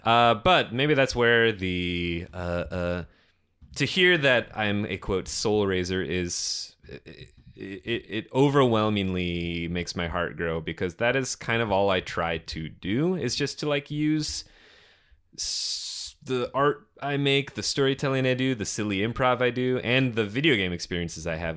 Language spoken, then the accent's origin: English; Detroit, Michigan, United States; our suburban Detroit basement.